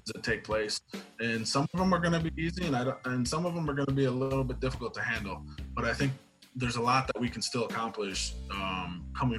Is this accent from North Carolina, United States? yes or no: no; Grand Rapids, Michigan, United States; So I am originally from Grand Rapids. I've been born and raised here my entire life